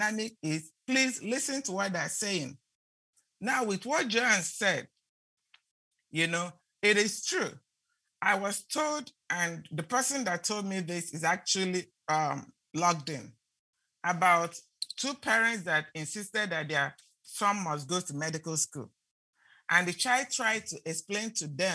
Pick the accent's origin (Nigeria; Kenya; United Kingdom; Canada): Nigeria; moved away; when I grew up in Nigeria